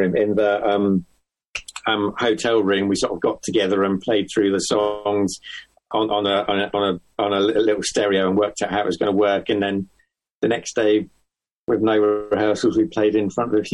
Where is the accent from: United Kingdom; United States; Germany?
United Kingdom; Farnham, South East England; moved away; growing up in Farnham